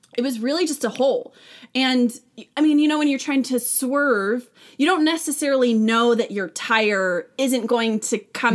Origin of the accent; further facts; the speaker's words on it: Vacaville, California, United States; now in Nashville, United States; I grew up in a small, like modest, like there's like 100,000 people in Vacaville